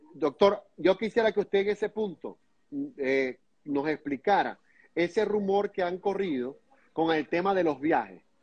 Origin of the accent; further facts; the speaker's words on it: Venezuela; now in United States; nosotros como venezolanos y también algunos colegas míos, como venezolanos y como periodistas